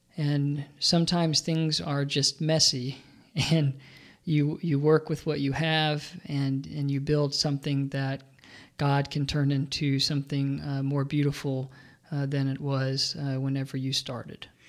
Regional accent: Birmingham, Alabama, United States; I grew up in Birmingham, Alabama

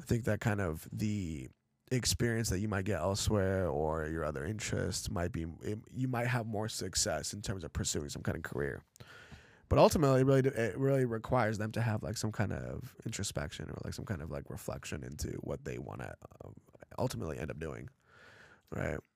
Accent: Los Angeles, California, United States; also born or lived in Chelyabinsk, Russia; L A is kind of like where I'm from

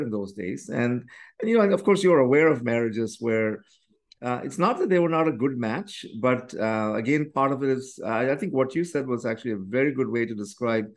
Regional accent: India; now in Canada; the Indian tradition, which is where we come from

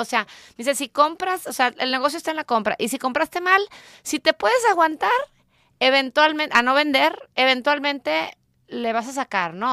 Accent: Mexico; now in United States; como buena mexicana que soy y amo este país

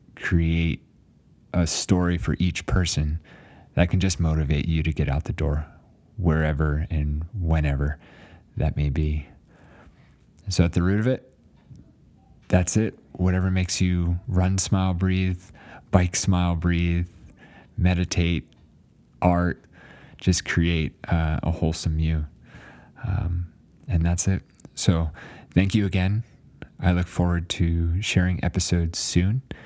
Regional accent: New Jersey, United States; moved away as an adult; also born or lived in Alaska; now in Flagstaff, United States; after growing up in New Jersey

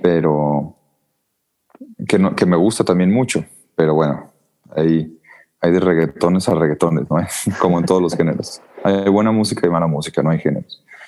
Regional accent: Mexico; en México pues sí somos demasiado muy malinchistas

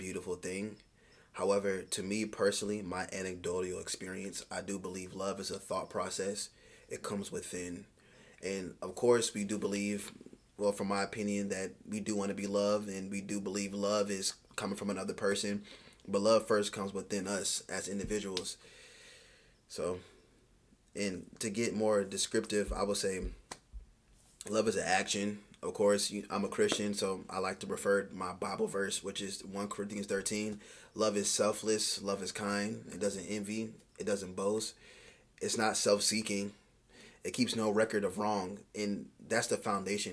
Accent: Virginia Beach, Virginia, United States; I grew up here in Virginia Beach. The Navy brought us here.

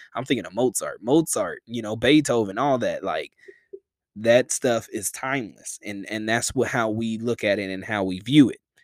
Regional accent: the South, United States; I'm from the South

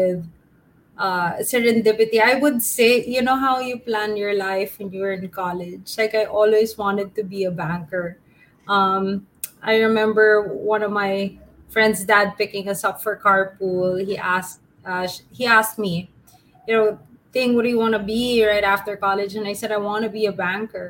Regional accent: Manila, Metro Manila, Philippines; moved away as an adult; Born and raised in Manila, but I also studied abroad and lived in different cities

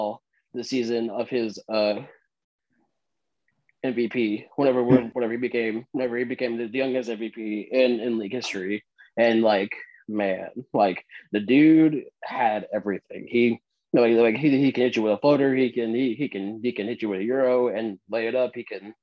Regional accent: Oklahoma City, Oklahoma, United States; I'm from the Oklahoma City area

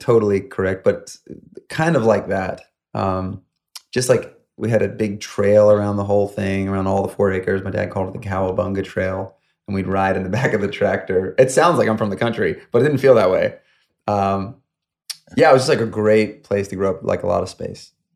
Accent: upstate New York, United States; moved away as an adult; now in Los Angeles, United States; I grew up in upstate New York, about an hour north of New York City. And um, I was there until about 21

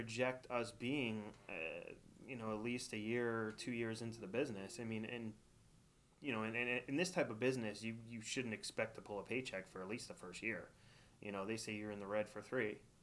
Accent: Wallingford, Connecticut, United States; now in East Haven, United States; I grew up in Wallingford

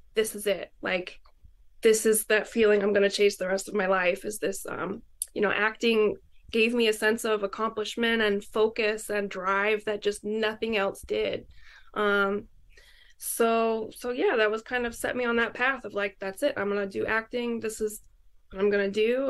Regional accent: Syracuse, New York, United States; moved away as an adult; now in New York City, United States; I was born here in New York City, but I grew up in Syracuse, which is like way further north

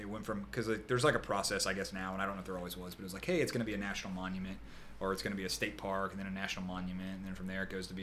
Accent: Jacksonville, Florida, United States; I born and raised in Jacksonville

